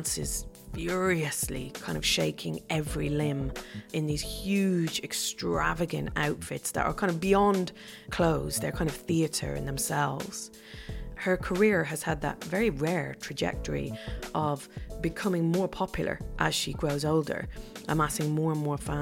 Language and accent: English; Dublin, Leinster, Ireland; as a young girl growing up in Dublin